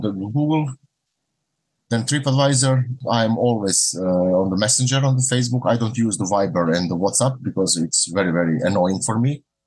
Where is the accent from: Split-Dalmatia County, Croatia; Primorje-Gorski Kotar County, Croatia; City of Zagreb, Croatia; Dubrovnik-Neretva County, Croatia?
Primorje-Gorski Kotar County, Croatia; Rijeka; English is a second language; iz Rijeke, dolazim iz Rijeke grada u Hrvatskoj